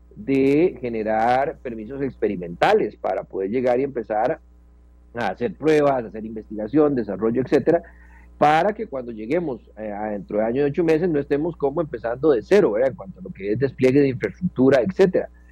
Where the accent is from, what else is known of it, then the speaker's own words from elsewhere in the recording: Costa Rica; also born or lived in Puriscal; como costarricenses